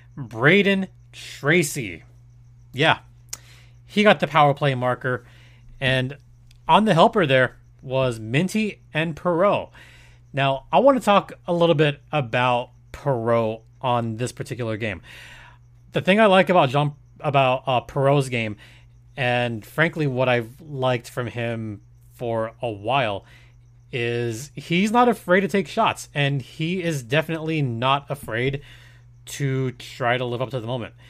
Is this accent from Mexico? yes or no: yes; Mexico; I'm from Mexico. My family's from Michoacan.